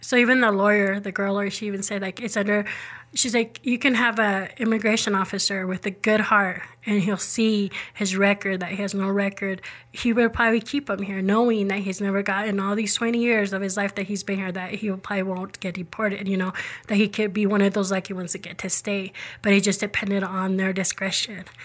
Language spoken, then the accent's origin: English; Rexburg, Idaho, United States; born and raised in Rexburg all my life, so I've never moved out of Idaho.